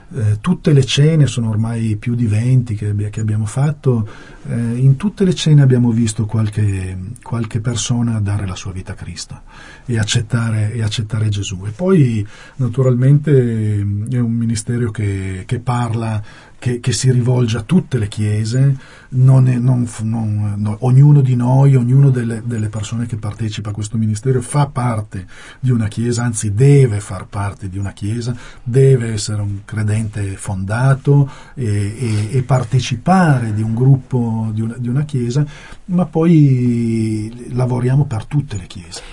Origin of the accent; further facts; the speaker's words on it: Turin, Piedmont, Italy; io sono di Torino